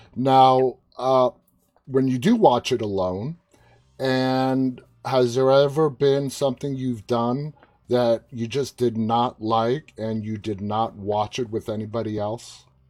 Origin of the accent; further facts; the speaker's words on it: New York, United States; I'm from Queens